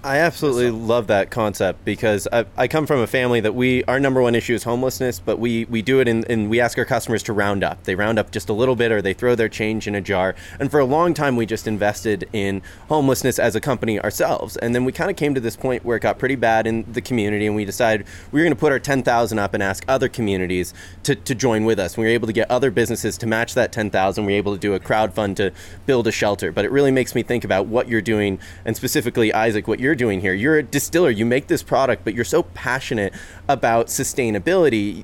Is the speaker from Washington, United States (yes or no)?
yes; Seattle, Washington, United States; a third generation Seattleite